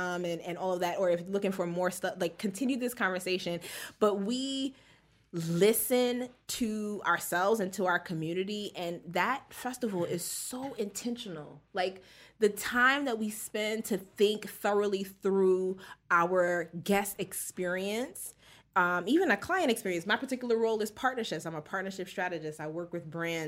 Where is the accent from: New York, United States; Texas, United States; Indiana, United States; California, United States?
New York, United States; we're kind of a mixed group, but we're from New York